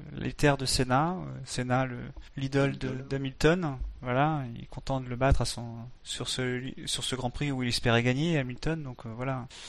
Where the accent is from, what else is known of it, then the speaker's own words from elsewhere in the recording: France; on est français